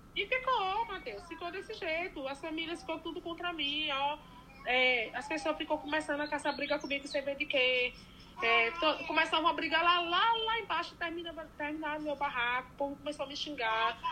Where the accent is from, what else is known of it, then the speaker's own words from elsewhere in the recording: Presidente Dutra, Bahia, Brazil; moved away as an adult; now in Brasília, Brazil; eu sou baiana, sou do Presidente Dutra, Irecê, né? Região de Irecê. É, vim para aqui em 2010, para Brasília